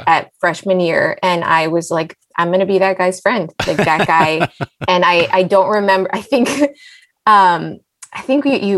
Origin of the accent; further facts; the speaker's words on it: Los Angeles, California, United States; also born or lived in Israel / San Diego; I was born in Israel and I grew up in LA. So I'm an Angeleno